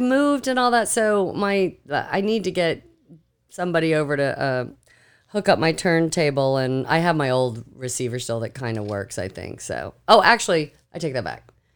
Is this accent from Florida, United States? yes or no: yes; Seminole County, Florida, United States; I grew up here in Seminole County.